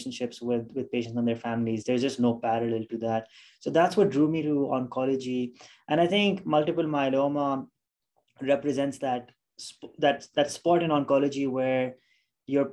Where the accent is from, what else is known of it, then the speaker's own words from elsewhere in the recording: Pakistan; moved away as an adult; now in United States; I am originally from Pakistan, and that's where I did my initial schooling, and that's where I did medical school from